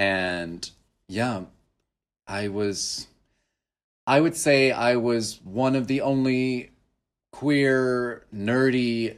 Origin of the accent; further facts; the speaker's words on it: Oklahoma, United States; accent: California; also born or lived in Southern California; now in Hanoi, Vietnam; but I moved to Oklahoma when I was 5. So I barely remember much of California, except for I probably retain more of the accent than my sister.